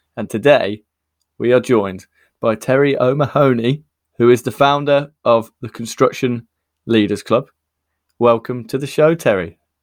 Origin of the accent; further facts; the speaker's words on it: United Kingdom; I'm born in the U K, but my, I have a lot of Irish heritage from, uh, Wexford